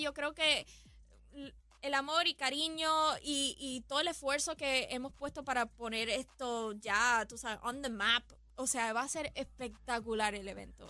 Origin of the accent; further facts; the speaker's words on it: Puerto Rico; mi pueblo, a Puerto Rico